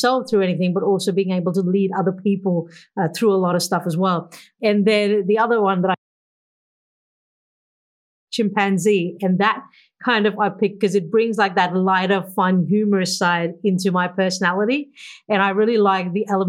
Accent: India; moved away as an adult; now in Australia; I grew up back in India in the 1980s

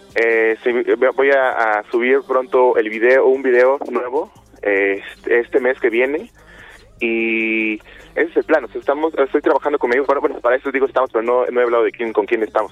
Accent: Chilpancingo, Guerrero, Mexico; moved away as an adult; Yo soy de Chilpancingo, nací en Chilpancingo, Guerrero, y ahí me crié y me vine a vivir aquí a, a los 18

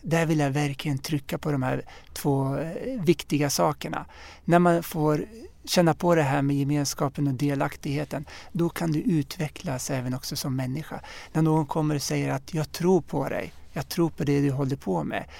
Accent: Uppsala, Uppsala County, Sweden; jag är född och uppvuxen här i, i Sverige och i Uppsala

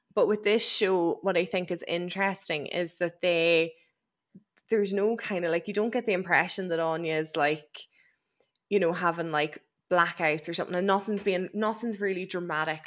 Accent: Ireland; as an Irish person

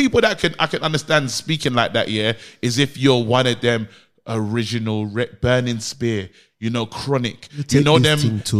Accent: Nigeria; as a Nigerian

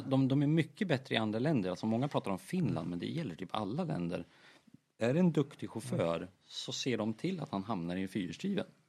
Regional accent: Sweden; vi kom från Sverige

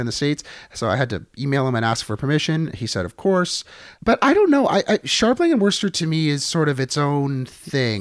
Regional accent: Niagara, Ontario, Canada; growing up in Niagara where we would get a lot of the U S stations

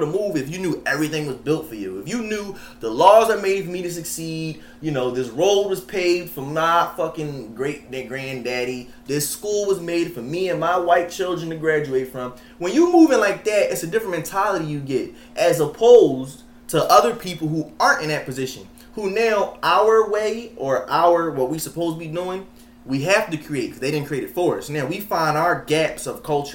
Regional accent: United States; I'm born in America, but I'm from Africa

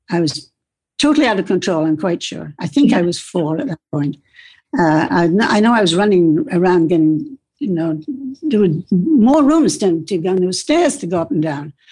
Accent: Toward Point, Scotland, United Kingdom; born there; I was born in Scotland on the the west coast of Scotland, a very t- small place called Toward Point, which is literally, I think there's a lighthouse there.

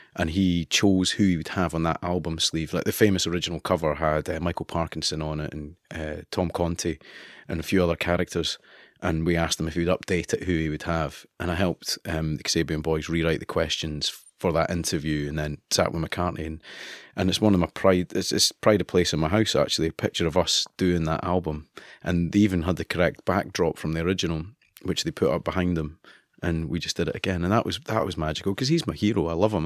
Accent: Kinross, Scotland, United Kingdom; accent: East Coast; moved away as an adult; also born or lived in Edinburgh; I'm from Edinburgh. I was born in Edinburgh. My parents were Fifers. And I grew up in a no man's land, really, called Kinross, which is Perth and Kinross

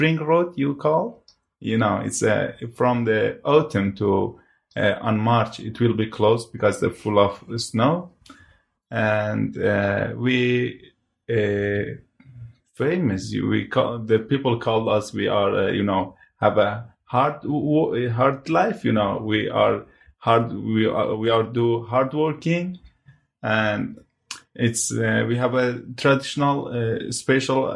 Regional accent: Hawraman, Iran; first language Hawrami; English is a second language; moved away as an adult; now in United Kingdom; I part of the Kurdish, very small population, we are Horami people. Because in our country, we can't read and write by our language.

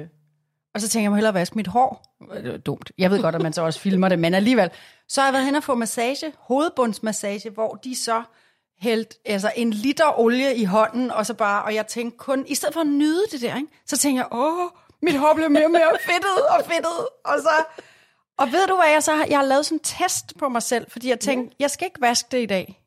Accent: Glostrup, Capital Region of Denmark, Denmark; Jeg er for eksempel født i Glostrup.

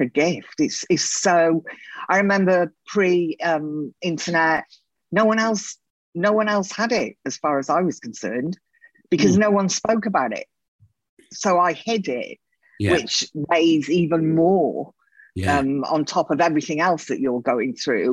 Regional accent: Wales, United Kingdom; moved away as an adult; also born or lived in London / Spain; Before that, I grew up in Wales

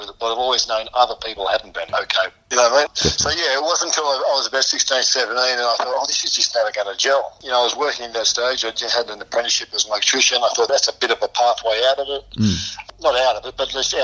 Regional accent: Sydney, New South Wales, Australia; also born or lived in England; I grew up around South Coogee in the housing commission there

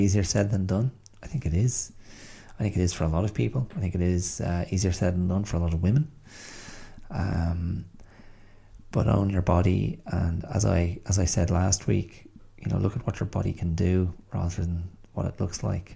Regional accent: Ireland; moved away as an adult; also born or lived in England; growing up in Ireland in the, you know, the mid 20th century up to the kind of 90s

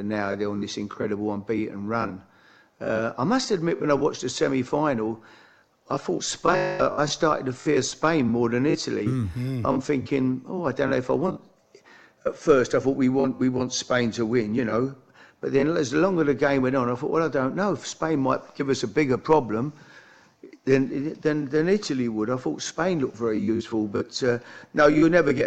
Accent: London, United Kingdom; I'm from the East End

